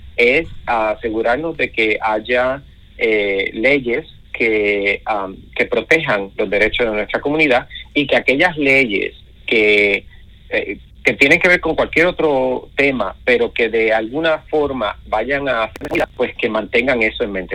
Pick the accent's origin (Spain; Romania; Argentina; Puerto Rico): Puerto Rico; now in United States; soy puertorriqueño, crecí en las montañas de Puerto Rico